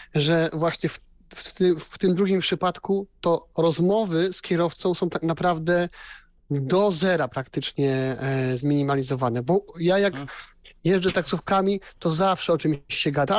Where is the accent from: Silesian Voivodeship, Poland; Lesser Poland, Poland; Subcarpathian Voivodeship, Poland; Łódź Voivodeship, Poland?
Silesian Voivodeship, Poland; u mnie na Śląsku, no jednak wiecie, no to aglomeracja